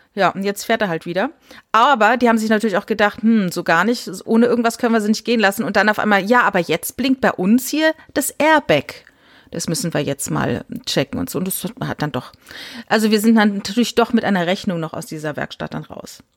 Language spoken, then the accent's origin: German; Germany; ich bin ja in der Nähe vom Elsass groß geworden